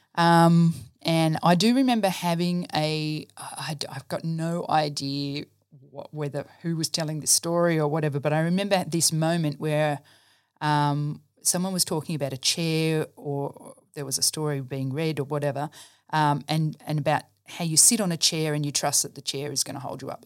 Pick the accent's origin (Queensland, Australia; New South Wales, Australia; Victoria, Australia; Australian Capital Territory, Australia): New South Wales, Australia; Dubbo; also born or lived in Brisbane; I grew up in Dubbo, so I'm a country girl at heart